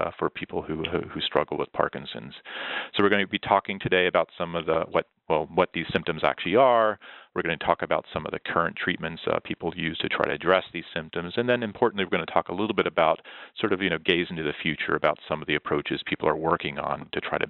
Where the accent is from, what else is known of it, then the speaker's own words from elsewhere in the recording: Texas, United States; moved away; my home state of Texas